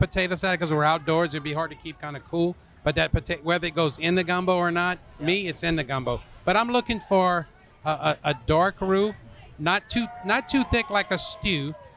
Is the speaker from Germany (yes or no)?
no; Louisiana, United States; also born or lived in North Carolina; I'm from Louisiana